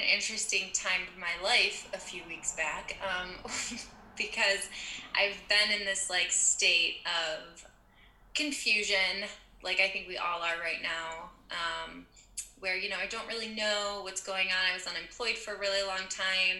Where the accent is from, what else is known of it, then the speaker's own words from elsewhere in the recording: Michigan, United States; also born or lived in Manhattan, New York; now in Detroit, United States; I am from Michigan. I'm in the Midwest of the United States. I grew up in a really small and conservative town